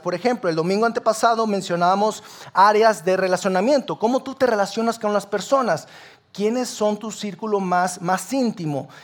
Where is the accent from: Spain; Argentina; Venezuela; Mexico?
Mexico; Sabinas, Coahuila; now in Saltillo, Mexico; Yo no soy de aquí de Saltillo, yo soy de Sabina Coahuila.